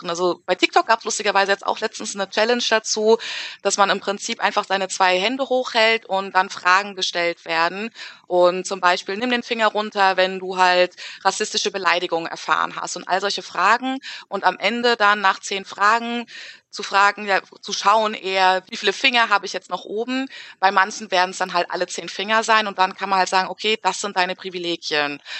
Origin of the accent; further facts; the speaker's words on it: Frankfurt, Hesse, Germany; also born or lived in Wiesbaden; Und dann sage ich halt, ah ja, ich komme aus Frankfurt. Und dann geht's halt los, ne? Wo bist du denn geboren? Dann sage ich, ah ja, in Wiesbaden.